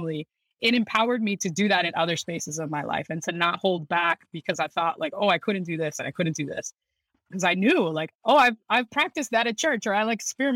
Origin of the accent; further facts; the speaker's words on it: Lakeland, Florida, United States; My most formative years were in Central Florida, so in Lakeland, Florida